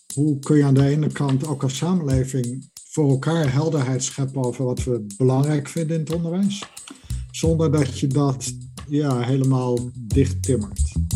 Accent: Netherlands; moved away as an adult; also born or lived in United Kingdom; now in Edinburgh, United Kingdom; geboren in Nederland en sinds ruim 20 jaar werkende in Groot-Brittannië.

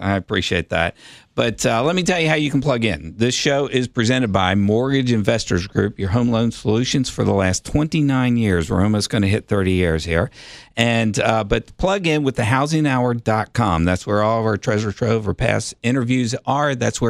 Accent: United States; I grew up in Sequoia Hills, went to Sequoia Hills Elementary School.

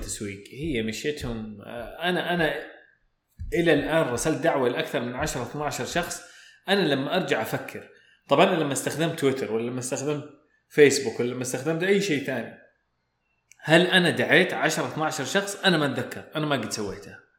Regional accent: Saudi Arabia; عندنا في السعوديه

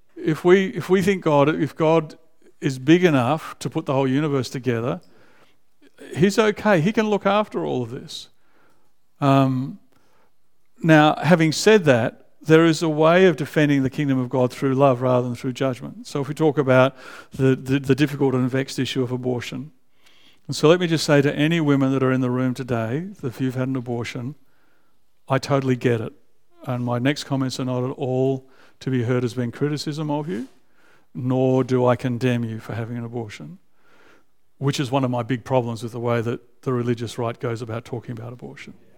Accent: Canberra, Australian Capital Territory, Australia; now in Melbourne, Australia; I was raised in Canberra as an adolescent.

